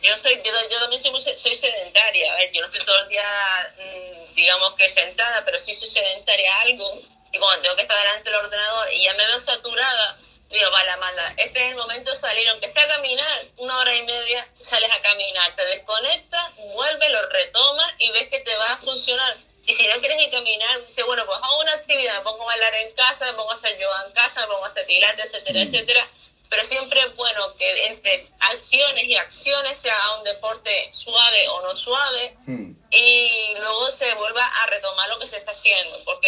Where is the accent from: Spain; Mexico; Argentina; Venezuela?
Spain; Somos españoles